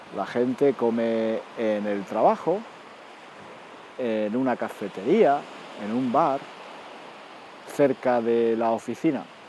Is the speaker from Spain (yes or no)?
yes; Spain; also born or lived in London; como soy español